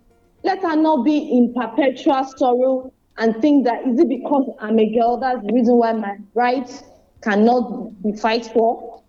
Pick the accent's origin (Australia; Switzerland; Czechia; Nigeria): Nigeria; first language Yoruba; let me say it in Yoruba and the way they say it in my hometown, Okunrilonile, the male owns the house